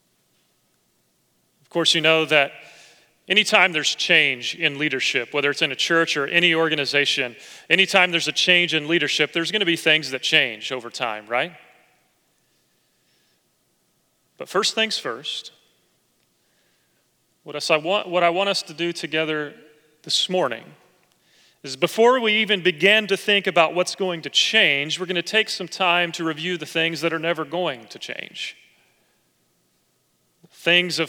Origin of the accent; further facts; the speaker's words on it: Oklahoma, United States; moved away; as a little boy growing up in Oklahoma